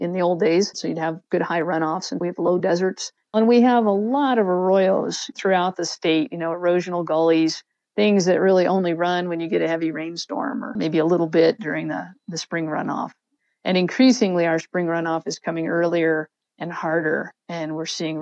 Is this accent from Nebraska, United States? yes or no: no; Santa Fe, New Mexico, United States; moved away as an adult; also born or lived in southern Colorado; I'm based here in Santa Fe, New Mexico. I grew up here in Pecos and Santa Fe